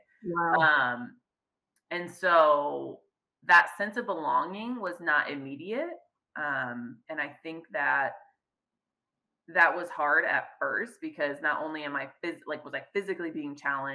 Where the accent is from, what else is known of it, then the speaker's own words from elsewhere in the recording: Midwest, United States; now in Fresno, United States; I was from the Midwest. I'm very proud to be from the Midwest